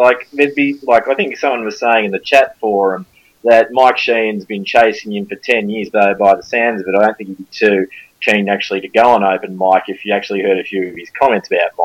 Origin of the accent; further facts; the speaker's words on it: Ballarat, Victoria, Australia; now in Japan; I'm originally from Ballarat, I'm in Japan now